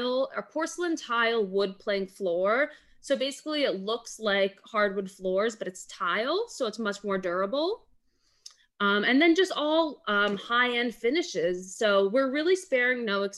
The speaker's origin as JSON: {"language": "English", "town": "Weston", "region": "Florida", "country": "United States", "tie": "born or raised there", "said": "I grew up in Weston, Florida"}